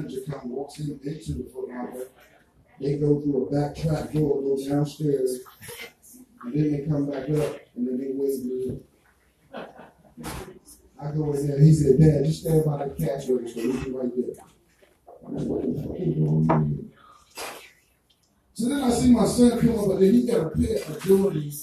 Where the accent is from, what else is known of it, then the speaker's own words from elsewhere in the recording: Jamaica; accent: Jamaican; My Jamaican accent